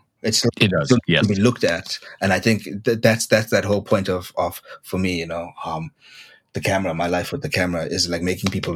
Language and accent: English; Durban, KwaZulu-Natal, South Africa; Durban, my hometown